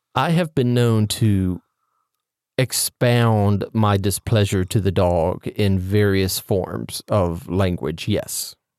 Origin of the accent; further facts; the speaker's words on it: Mississippi, United States; I am from Mississippi